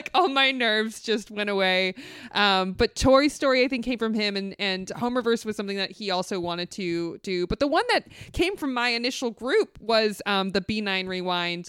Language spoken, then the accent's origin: English; the Valley, California, United States; I grew up in the Valley